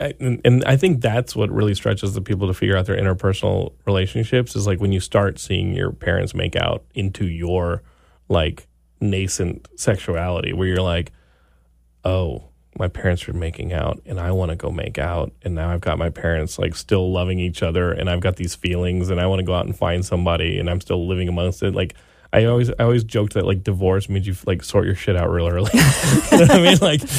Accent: Texas, United States; I grew up in Texas, of course, and they all have big trucks

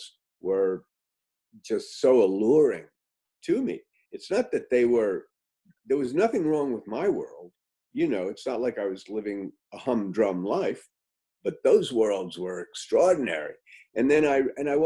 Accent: New York City, New York, United States; I grew up in New York City.

